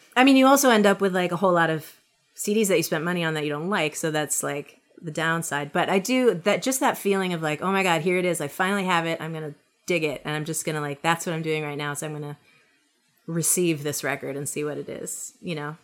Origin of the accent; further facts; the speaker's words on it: New York City, New York, United States; moved away as an adult; also born or lived in New England; I'm from Brooklyn, and I never wanted to leave Brooklyn